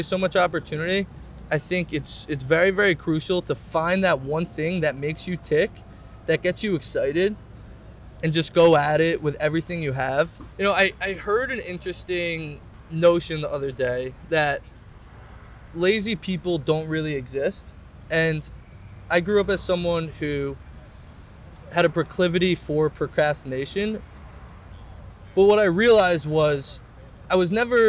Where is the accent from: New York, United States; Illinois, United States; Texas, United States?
New York, United States; Scarsdale; I grew up in Westchester